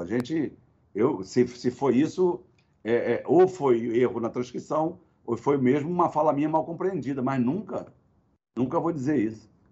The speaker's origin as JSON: {"language": "Portuguese", "area": "Baixada Fluminense", "region": "Rio de Janeiro", "country": "Brazil", "said": "Eu sou da Baixada Fluminense, é a minha base"}